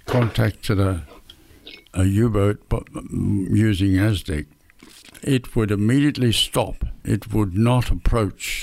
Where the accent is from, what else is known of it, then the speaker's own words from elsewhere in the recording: Perth, Western Australia, Australia; the Swan River in Perth, which was my hometown